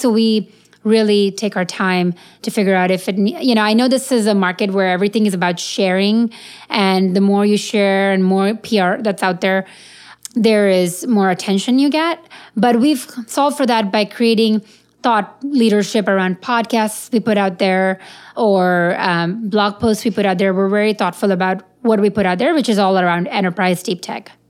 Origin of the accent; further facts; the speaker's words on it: India; I'm Indian